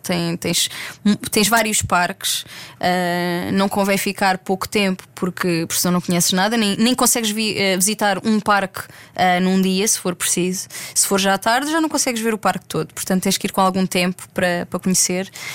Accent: Algarve, Portugal; cresci no Algarve

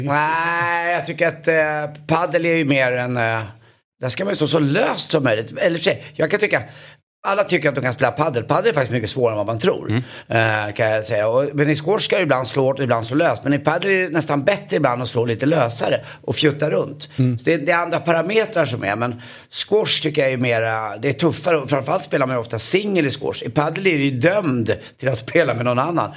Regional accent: Stockholm, Stockholm County, Sweden; jag är uppvuxen borta på Karlavägen här runt hörnan i, i Stockholm

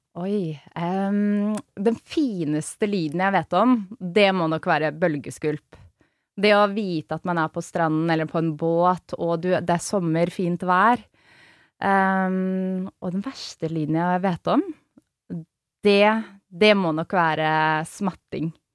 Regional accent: Oslo, Norway; er jo født og oppvokst i Oslo

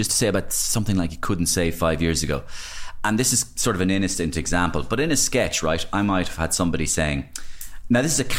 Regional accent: Ireland; And I love Ireland. And I love being Irish.

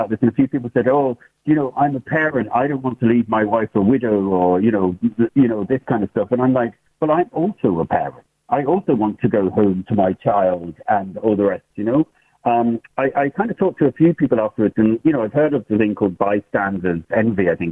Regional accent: England, United Kingdom; moved away as an adult; now in Ireland; you could probably hear from the accent that I'm from England originally, but I'm living in Ireland over 30 years.

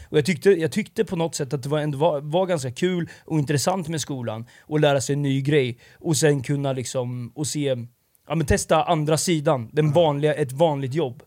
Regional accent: Linköping, Östergötland, Sweden; moved away as an adult; also born or lived in Stockholm; now in Linköping, Sweden; jag satt hemma i Linköping

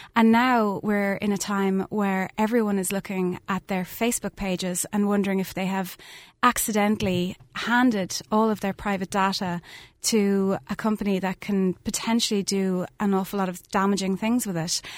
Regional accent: Skibbereen, Munster, Ireland; I grew up in Skiverain, lived a mile outside the town

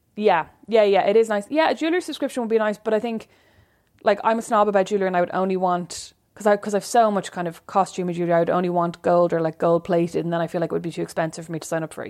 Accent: Ireland; moved away; I'm Irish.

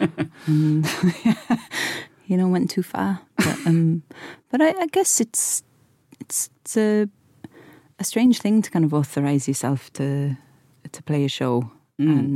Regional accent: Wales, United Kingdom; growing up in Wales and having that band and the … whilst Britpop's going on

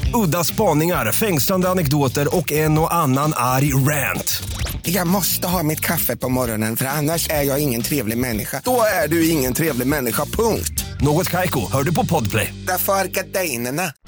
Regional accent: Stockholm, Stockholm County, Sweden; som stockholmare

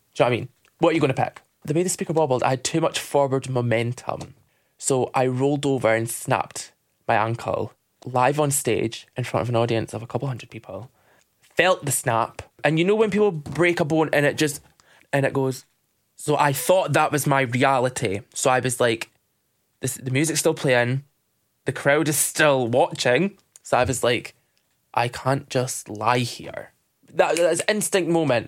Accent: Dundee, Scotland, United Kingdom; I'm from Dundee

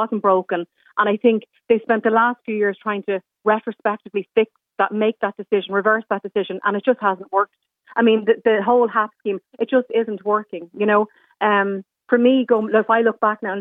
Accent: Ireland; our identity as Irish people

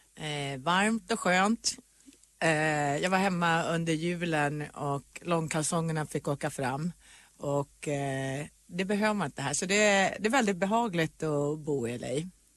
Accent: Sweden; now in Los Angeles, United States; när jag bodde hemma i Sverige

